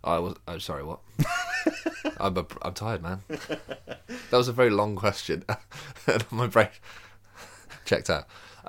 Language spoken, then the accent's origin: English; Birmingham, West Midlands, United Kingdom; So I grew up in Birmingham.